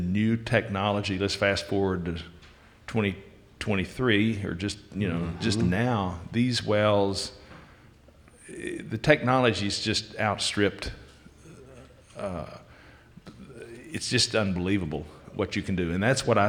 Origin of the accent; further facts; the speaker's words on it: Wichita Falls, Texas, United States; I'm from Wichita Falls. And actually, I went to school at Wichita Falls High School